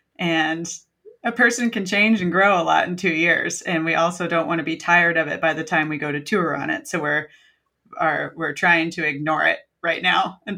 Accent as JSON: {"language": "English", "town": "Asheville", "region": "North Carolina", "country": "United States", "tie": "born or raised there", "moved": "as an adult", "lives_now": "Oregon, United States", "said": "I'm from the Asheville area. I grew up there and met the band there, and they all decided to settle down. And right as they grew roots, I decided to spring out and go to Oregon."}